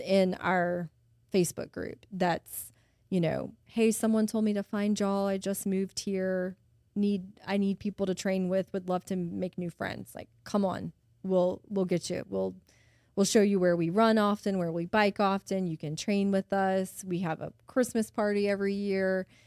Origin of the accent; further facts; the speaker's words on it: Baton Rouge, Louisiana, United States; I've lived here my whole life. Um, I grew up in Baton Rouge, went to high school here, went to LSU